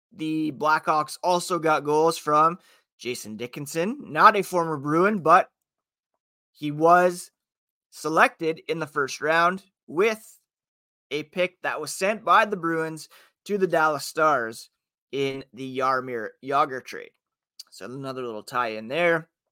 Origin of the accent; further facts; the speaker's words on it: Ottawa, Ontario, Canada; also born or lived in Toronto; born in Toronto and growing up in Ottawa